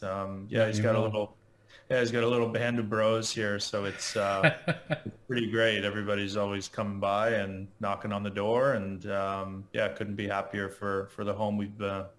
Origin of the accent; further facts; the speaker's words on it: King City, Ontario, Canada; also born or lived in Chicago, United States; now in Florida, United States; I'm based in Florida now. Just moved here recently from Chicago, and originally from just outside of Toronto, Ontario, Canada.